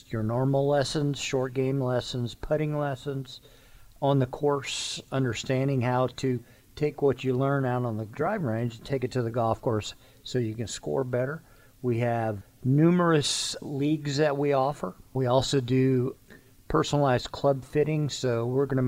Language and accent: English; Florida, United States; moved away; I grew up in Florida.